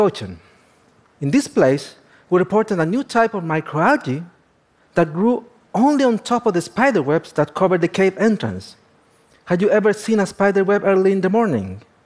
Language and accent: English; northern Chile, Chile; I was born and raised in the Atacama.